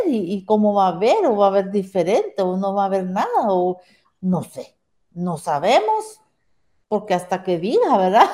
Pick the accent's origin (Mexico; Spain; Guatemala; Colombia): Guatemala; soy de Guatemala, toda mi vida he vivido aquí